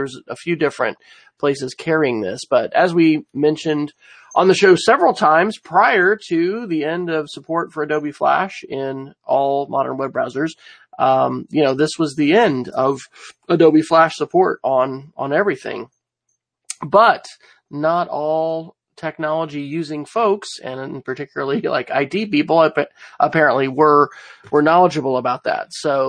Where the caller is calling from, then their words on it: Oklahoma City, Oklahoma, United States; I'm joining you from Oklahoma City, where it's been very temperate and warm